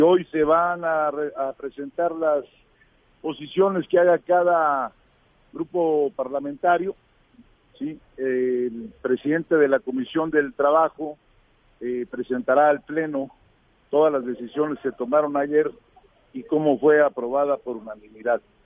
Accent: Mexico; todos somos mexicanos

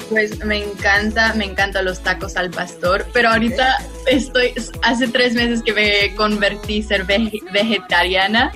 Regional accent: Los Angeles, California, United States; aquí yo nací y he vivido aquí en Los Ángeles toda mi vida

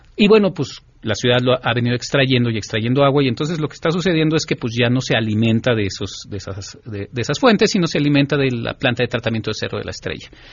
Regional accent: Mexico; nuestra identidad cultural como mexicanos

